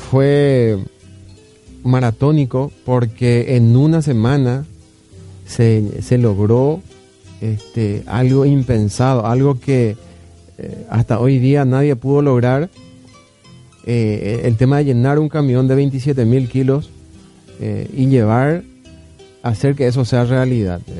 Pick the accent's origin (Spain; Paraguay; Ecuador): Paraguay; Caaguazú; moved away; also born or lived in Barrio Obrero; criado en Caguazú.